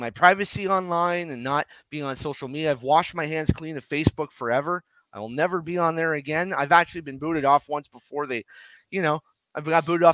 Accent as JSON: {"language": "English", "town": "Ottawa", "region": "Ontario", "country": "Canada", "said": "I'm from Ottawa, Ontario, Canada, which is right next to Gatineau, Quebec. I learned French."}